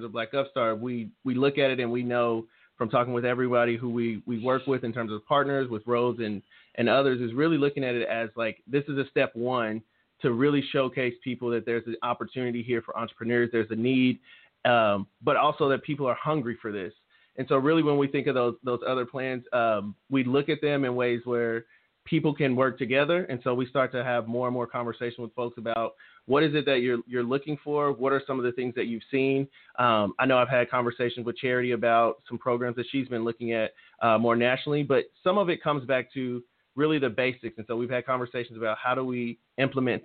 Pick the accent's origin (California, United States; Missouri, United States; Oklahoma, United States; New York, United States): Oklahoma, United States; Tulsa; I grew up right here in North Tulsa